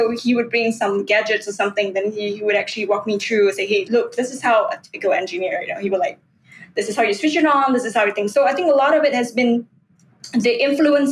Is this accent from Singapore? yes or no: yes; Singapore; I grew up in an industrial town, Yishun Street 22, Avenue 6.